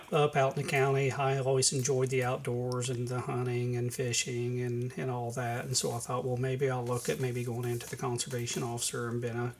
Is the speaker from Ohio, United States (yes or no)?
no; Milan, Indiana, United States; also born or lived in Lawrenceburg, Indiana; I was born in Lawrenceburg, and I've spent my entire life around the Milan area, out on a county road out north of town, grew up out in the county, and attended Milan schools and graduated from there